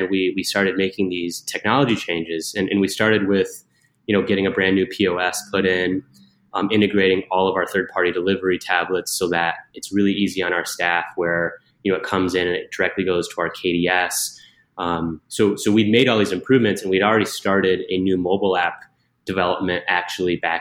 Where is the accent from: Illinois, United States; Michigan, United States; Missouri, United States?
Michigan, United States; also born or lived in Utah; now in Chicago, United States; I'm originally from Michigan.